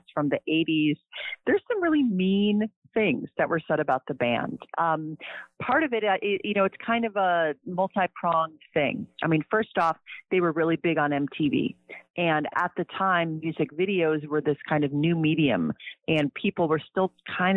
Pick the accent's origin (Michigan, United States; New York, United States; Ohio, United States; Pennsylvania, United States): Ohio, United States; Cleveland; I grew up in Cleveland, Ohio.